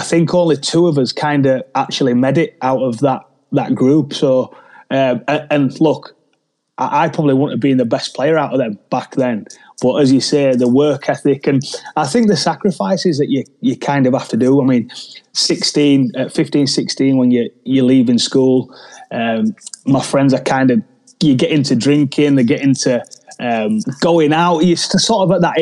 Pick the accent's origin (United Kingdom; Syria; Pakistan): United Kingdom; Leeds, Yorkshire and the Humber; from a small place in Leeds called Middleton